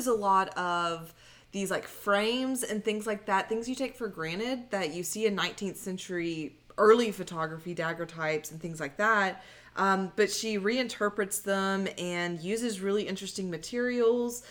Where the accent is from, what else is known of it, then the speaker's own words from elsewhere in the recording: Beaumont, Texas, United States; my hometown of Beaumont